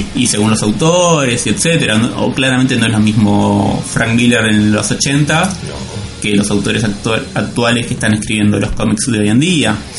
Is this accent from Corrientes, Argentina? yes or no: no; Buenos Aires, Argentina; nosotros como porteños, argentinos